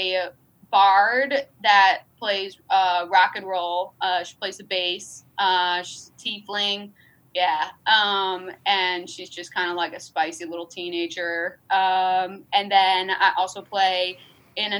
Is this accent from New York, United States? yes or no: yes; outside of Albany, New York, United States; I grew up outside of Albany, New York.